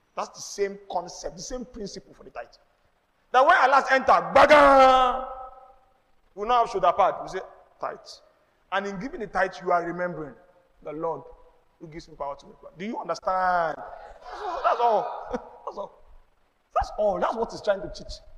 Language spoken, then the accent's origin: English; Nigeria; I'm Nigerian, I'm not Jewish